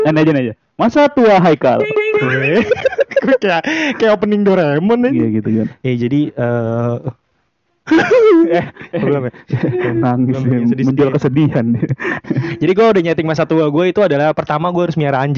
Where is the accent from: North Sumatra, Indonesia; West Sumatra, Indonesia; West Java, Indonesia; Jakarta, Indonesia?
Jakarta, Indonesia; karena mungkin gue orang Betawi pertama orang Betawi kan nggak jauh nggak jauh dari uh, namanya masa kecilnya di kota.